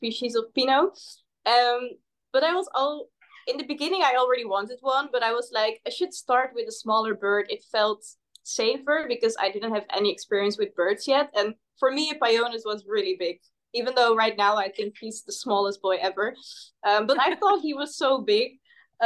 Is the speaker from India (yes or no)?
no; Netherlands; English is a second language; I'm from the Netherlands. So my English might not be that good